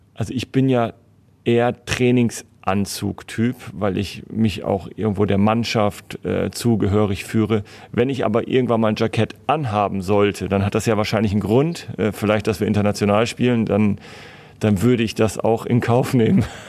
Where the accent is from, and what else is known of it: Northern Germany, Germany; moved away as an adult; now in Basel, Switzerland